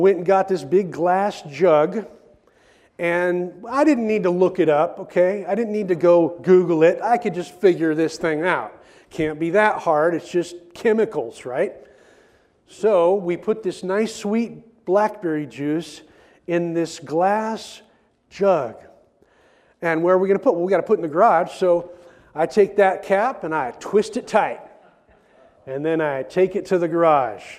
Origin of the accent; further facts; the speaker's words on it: Oregon, United States; I grew up in Oregon, and I grew up on a farm here in Oregon